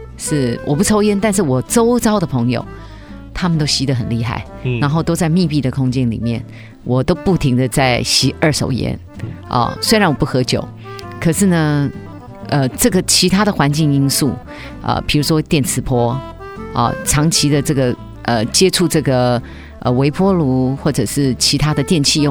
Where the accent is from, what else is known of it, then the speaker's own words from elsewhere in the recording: China; 因为我们中国人吃水果，尤其。大家都有一个习惯性惯性，都只吃几样水果。